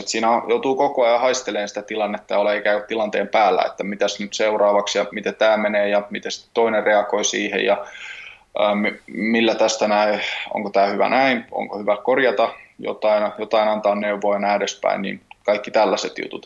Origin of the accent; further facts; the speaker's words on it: Tampere, Pirkanmaa, Finland; also born or lived in Helsinki; paikallinen PMX-pyörä pyöräseura tässä Tampereella ja sinne vedän laitreenejä. Vedin okay. jo viime vuonna ja nyt sitten niin toinen vuosi jatkuu ja on tehnyt sitä aiemmin Helsingissäkin pari vuotta, mutta nyt oikein kiva tässä näin ihan kotikonnuilla tehdä samaa